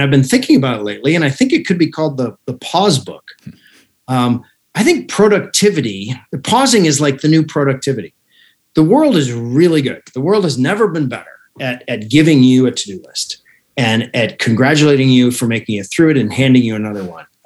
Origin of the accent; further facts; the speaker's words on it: Alaska, United States; moved away; I was raised in Alaska